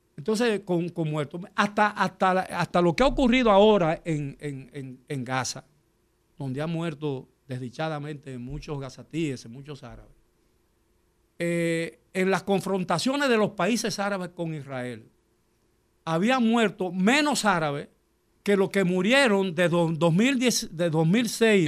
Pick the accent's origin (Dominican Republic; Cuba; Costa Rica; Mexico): Dominican Republic; yo soy dominicano porque nací en la República Dominicana